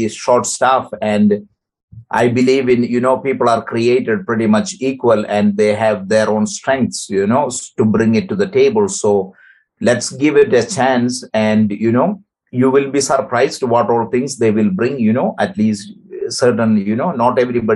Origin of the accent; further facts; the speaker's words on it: Kerala, India; moved away as an adult; now in Ottawa, Canada; I come from Kerala, where is the neighboring state of Tamil Nadu